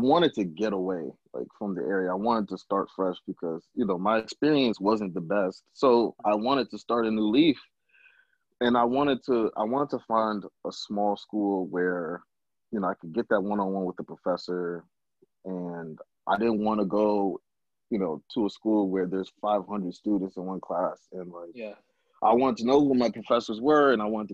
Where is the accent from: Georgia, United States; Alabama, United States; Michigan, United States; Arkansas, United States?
Michigan, United States; Berrien Springs; moved away as an adult; also born or lived in Zimbabwe / Maryland / Richmond, Virginia; I'm originally from Zimbabwe, but I grew up in Michigan